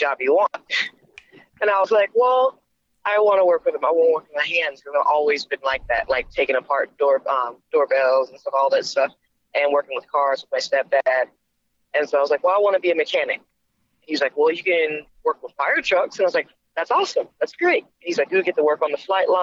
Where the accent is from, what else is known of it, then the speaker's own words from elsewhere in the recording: Clearwater, Florida, United States; I'm from Clearwater, Florida